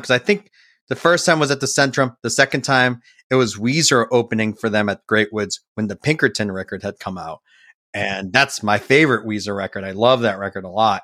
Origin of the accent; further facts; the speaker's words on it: Framingham, Massachusetts, United States; also born or lived in Boston, Massachusetts; I grew up in Framingham, Massachusetts, about, uh, you know, thirty minutes outside